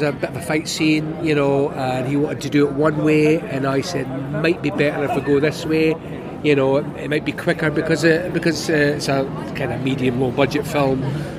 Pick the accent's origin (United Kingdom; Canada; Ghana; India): United Kingdom; Scotland; I mean, forget the fact that I'm Scottish.